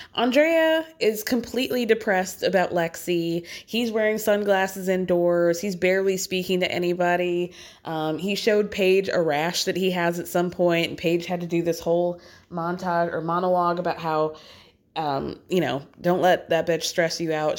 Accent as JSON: {"language": "English", "area": "the South", "region": "Southern United States", "country": "United States", "moved": "yes", "lives_now": "New York, United States", "said": "as a Southerner"}